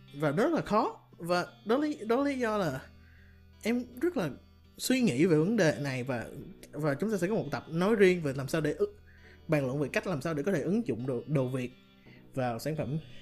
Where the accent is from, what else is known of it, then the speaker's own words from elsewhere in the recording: Ho Chi Minh City, Vietnam; anh sinh ra lớn lên ở Sài Gòn